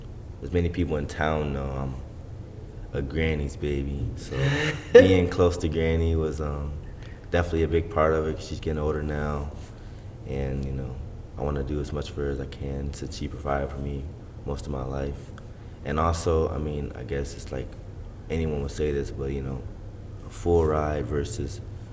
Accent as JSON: {"language": "English", "town": "Albion", "region": "Michigan", "country": "United States", "tie": "born or raised there", "said": "Growing up, I didn't know as much as I know now. It was more like we would come up here for like field day, or we'd come here for like sports camps."}